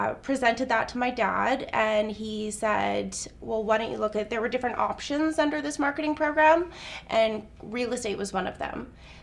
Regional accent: Whistler, British Columbia, Canada; also born or lived in Penticton, British Columbia / Okanagan; now in Kelowna, Canada; I feel like I'm Okanagan through and through, but I wasn't born here. I was born in Whistler, actually, which surprises a lot of people.

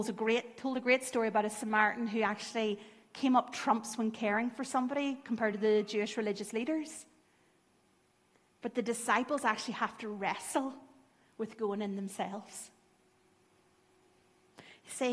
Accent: Lurgan, Northern Ireland, United Kingdom; I grew up in Lurgan

